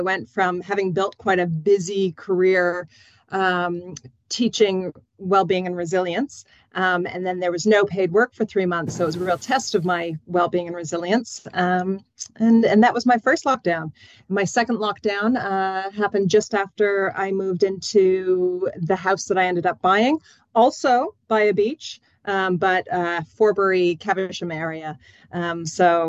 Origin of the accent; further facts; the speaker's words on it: Pacific Northwest, United States; also born or lived in Middle East; now in New Zealand; You can tell by my accent. I'm from a long way away, but the Pacific Northwest is where I hail to.